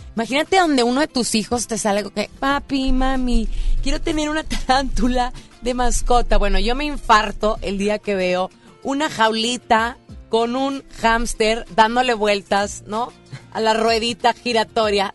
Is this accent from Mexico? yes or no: yes; Monterrey, Nuevo León, Mexico; cómo somos la gente de Monterrey.